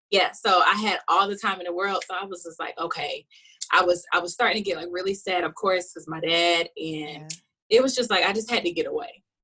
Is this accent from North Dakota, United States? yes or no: no; South Carolina, United States; now in Los Angeles, United States; I'm from South Carolina, so it is hot and humid.